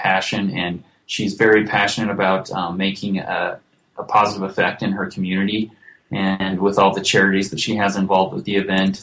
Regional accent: Beaver, Utah, United States; my hometown of Beaver, Utah

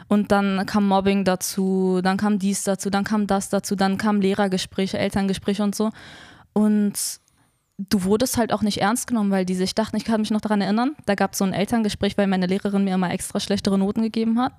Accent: Berlin, Germany; ich bin in Neukölln geboren und aufgewachsen, lebe dort immer noch

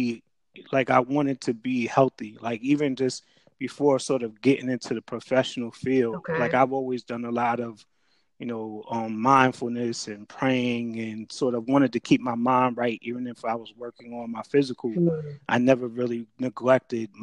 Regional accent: Jersey City, New Jersey, United States; also born or lived in Piscataway, New Jersey; I'm from Jersey. I grew up in Jersey City.

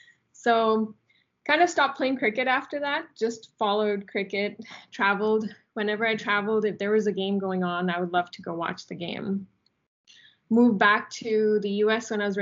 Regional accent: Las Vegas, Nevada, United States; cricket with friends growing up in Vegas, followed cricket regularly

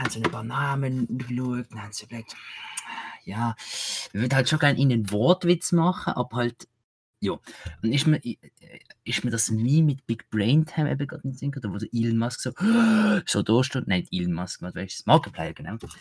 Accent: Basel, Basel-Stadt, Switzerland; ich als Basler

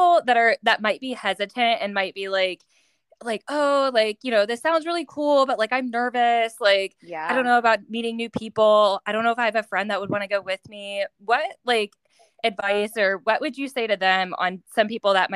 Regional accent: Dayton, Ohio, United States; moved away; I'm originally from Dayton, Ohio.

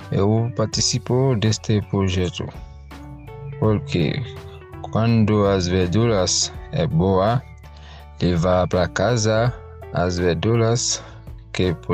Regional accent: Haiti; Portuguese is a second language; moved away as an adult; now in Brazil; Eu tenho 30 anos eu sou do Haiti. Estou aqui no Brasil já tem três anos um pouco.

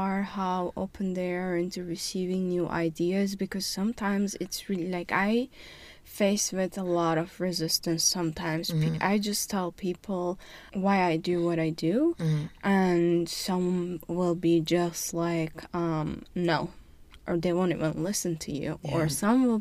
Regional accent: Turkey; moved away; I'm from Turkey, and I am currently doing master's in management and leadership at Webster

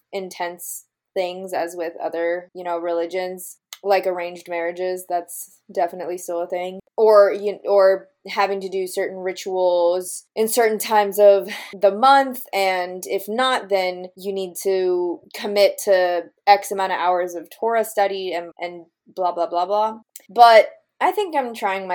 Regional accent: Boca Raton, Florida, United States; now in Jacksonville, United States; I grew up in Boca, which is like Jewtown, USA

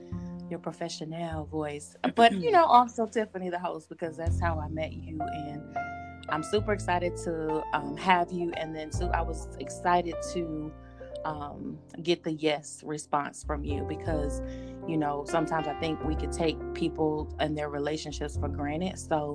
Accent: Detroit, Michigan, United States; now in Atlanta, United States; I'm from Detroit. You're in Atlanta. We're both in Atlanta.

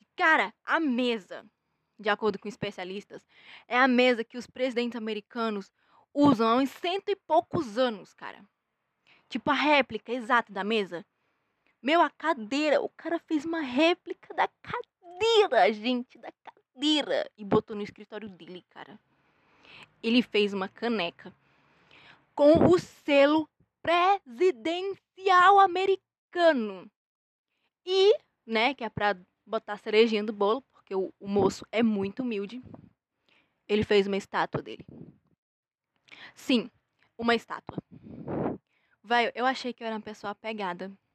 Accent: Brazil; nós somos brasileiros

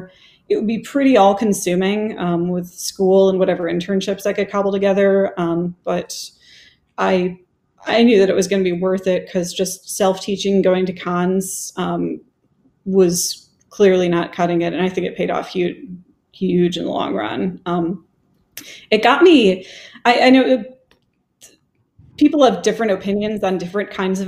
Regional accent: Wisconsin, United States; moved away as an adult; also born or lived in Ann Arbor, Michigan; now in Austin, United States; I grew up in Wisconsin

